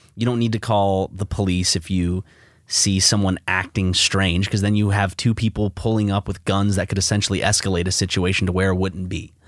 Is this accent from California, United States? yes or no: no; South Carolina, United States; you and I belong to the state that was the first to secede from the Union.